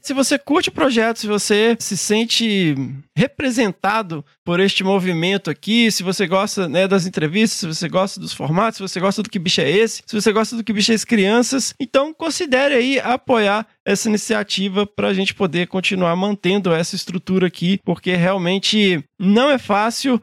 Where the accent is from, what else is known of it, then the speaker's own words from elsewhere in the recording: Carangola, Minas Gerais, Brazil; eu sou mineiro de Carangola